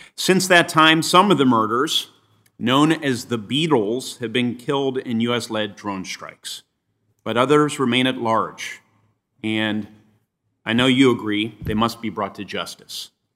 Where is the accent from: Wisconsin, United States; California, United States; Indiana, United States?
Indiana, United States; Indianapolis; my hometown newspaper, The Indianapolis